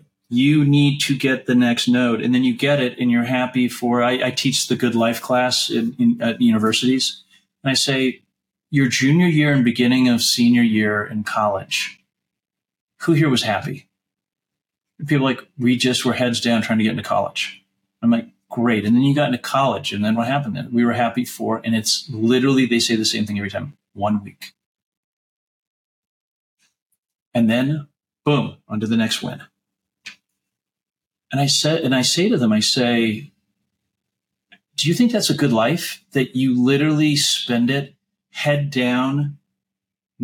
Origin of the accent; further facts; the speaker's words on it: La Jolla, California, United States; also born or lived in New York; We left New York and I grew up in La Jolla